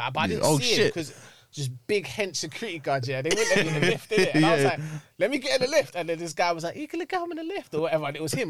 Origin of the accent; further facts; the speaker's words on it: Sudbury, London, United Kingdom; I'm from like Sudbury.